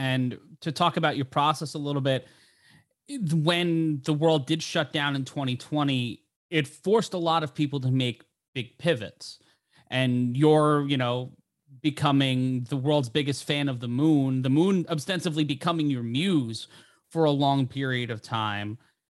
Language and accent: English; New York City, New York, United States; I grew up in New York City, and I still live in town